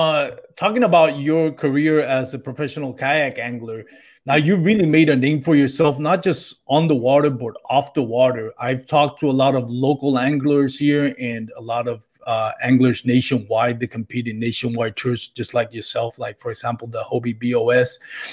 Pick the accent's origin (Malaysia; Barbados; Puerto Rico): Puerto Rico; now in Texas, United States; I moved from Puerto Rico about 10 years ago, and it's slowly creeping in. And hey, no shame on it, man. I love Texas.